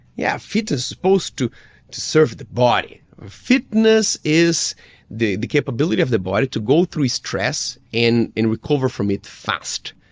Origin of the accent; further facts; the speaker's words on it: Brazil; English is a second language; as a Brazilian kid